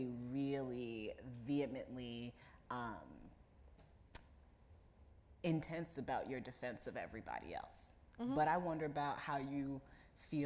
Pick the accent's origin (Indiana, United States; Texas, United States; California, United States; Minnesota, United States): Indiana, United States; moved away as an adult; now in New York, United States; where I grew up in Indiana